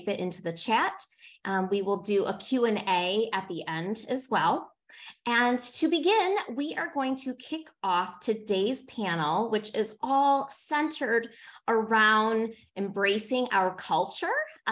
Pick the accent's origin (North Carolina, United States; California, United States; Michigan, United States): Michigan, United States; Born and raised in Michigan